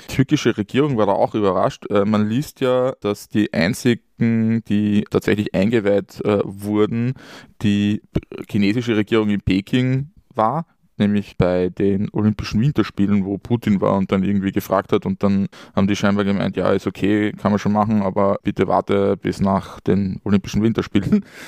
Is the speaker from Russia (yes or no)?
no; Austria; born or raised there